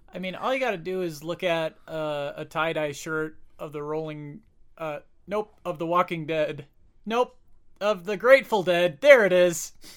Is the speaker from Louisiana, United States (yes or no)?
no; Porter County, Indiana, United States; I grew up in Porter County, too